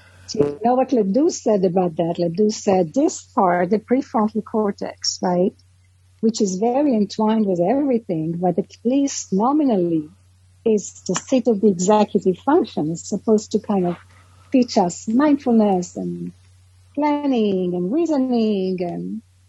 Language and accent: English; New York, United States; I come from New York, which is still very psychoanalytic.